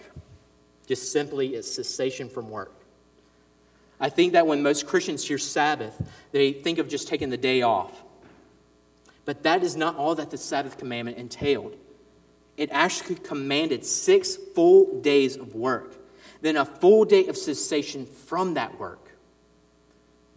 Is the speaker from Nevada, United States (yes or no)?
no; Ridgeland, Mississippi, United States; also born or lived in Jackson, Mississippi; We lived in the suburbs of Ridgeland, actually, here in Mississippi, but the church I grew up in was in Fondren, the Jackson area